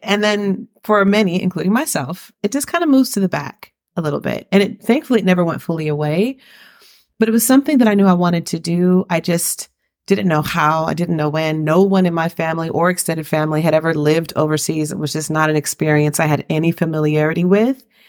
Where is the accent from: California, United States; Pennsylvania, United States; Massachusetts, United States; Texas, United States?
California, United States; Riverside; moved away as an adult; also born or lived in San Francisco Bay Area, California; now in Valencia, Spain; I was raised in Riverside, California